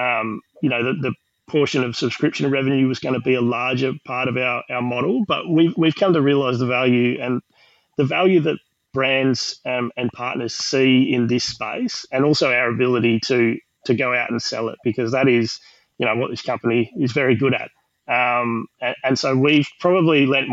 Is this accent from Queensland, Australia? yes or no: yes; Queensland, Australia; now in Western Australia, Australia; I'm from Queensland